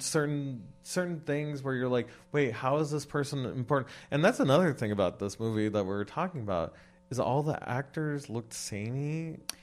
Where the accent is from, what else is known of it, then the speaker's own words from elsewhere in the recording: West Coast, United States; I'm from the West Coast